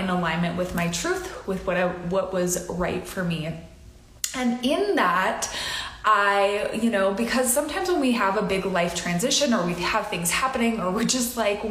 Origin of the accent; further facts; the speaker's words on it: Midwest, United States; I grew up in the Midwest